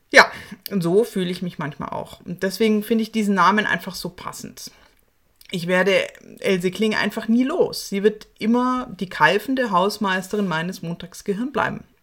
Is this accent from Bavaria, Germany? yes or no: yes; Munich, Bavaria, Germany; bayerischen Serien meiner Heimatstadt München.